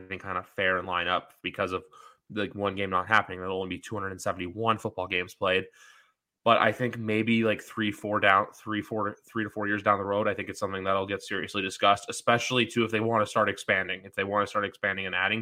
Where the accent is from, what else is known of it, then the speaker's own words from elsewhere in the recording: Toronto, Ontario, Canada; I'm from Toronto. So Buffalo is a close drive for me